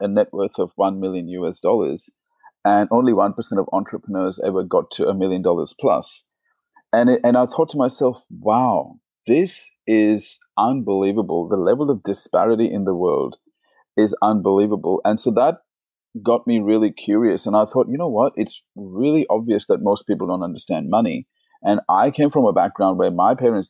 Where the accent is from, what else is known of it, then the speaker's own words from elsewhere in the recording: India; moved away as an adult; now in Australia; I was born in India, and so India is a poor country